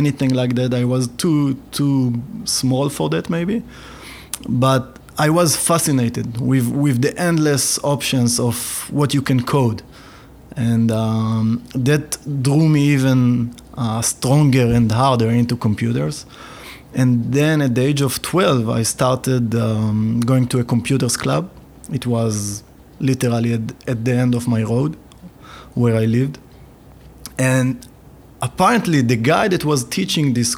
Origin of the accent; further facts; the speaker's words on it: Ramat HaSharon, Tel Aviv District, Israel; I grew up near Tel Aviv in Ramat HaSharon.